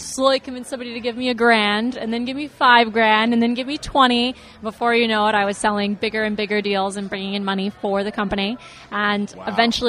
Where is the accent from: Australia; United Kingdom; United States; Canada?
United States; Las Vegas, Nevada; moved away as an adult; also born or lived in Midwest; I was actually born and raised in Las Vegas and made my way to the Midwest via college